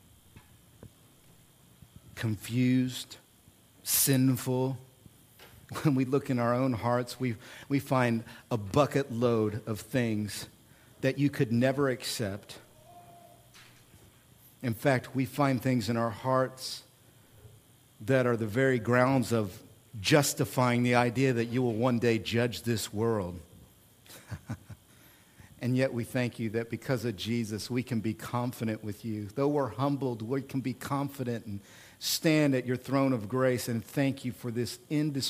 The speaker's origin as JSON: {"language": "English", "region": "Oklahoma", "country": "United States", "said": "I'm from Oklahoma."}